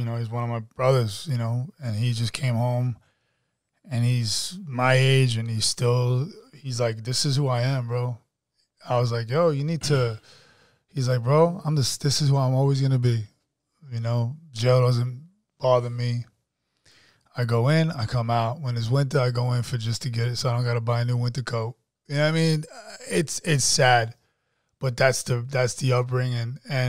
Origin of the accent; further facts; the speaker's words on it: Jamaica, New York, United States; now in Atlanta, United States; I grew up in Jamaica.